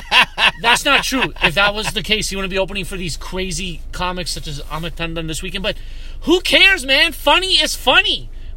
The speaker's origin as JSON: {"language": "English", "country": "Canada", "said": "in fact, I'm none because I'm so whitewashed. If anything, I'm Canadian."}